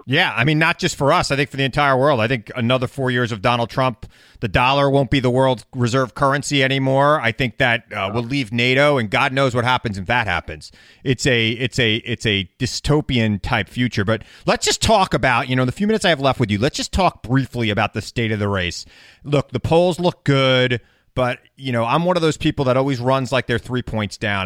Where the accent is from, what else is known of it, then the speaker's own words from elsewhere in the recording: New York City, New York, United States; I'm a New Yorker.